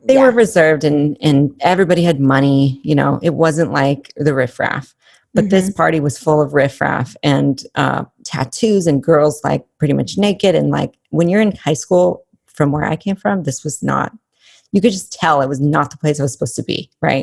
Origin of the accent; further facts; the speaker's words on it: Albuquerque, New Mexico, United States; when I was growing up in Albuquerque, it's not the safest place